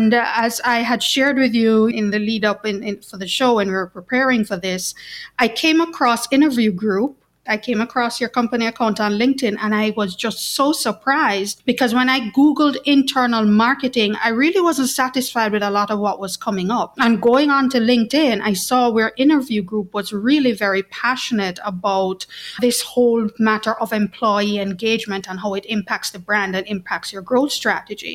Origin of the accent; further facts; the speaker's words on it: Kingston, Jamaica; accent: Jamaican; I'm actually based at our headquarters in Kingston, Jamaica, and that explains my accent